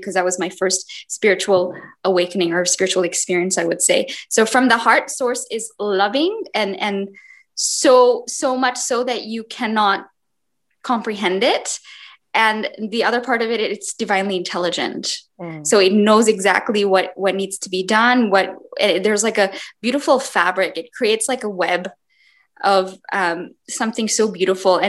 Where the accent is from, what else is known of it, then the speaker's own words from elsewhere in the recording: India; I had seven puppies growing up in India.